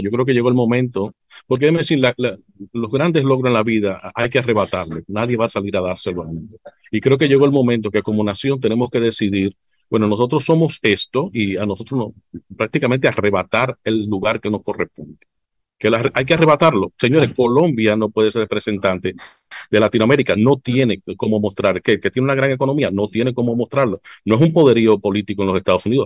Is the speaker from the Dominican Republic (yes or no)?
yes; Dominican Republic